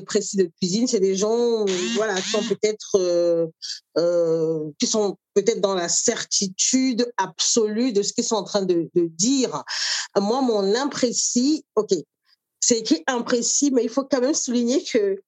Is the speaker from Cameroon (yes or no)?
yes; Douala, Littoral, Cameroon; moved away as an adult; now in France; j'ai grandi au Cameroun, suis arrivée en France euh, adulte